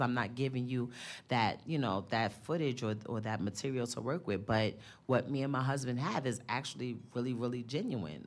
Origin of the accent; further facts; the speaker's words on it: New York, United States; I'm from the Bronx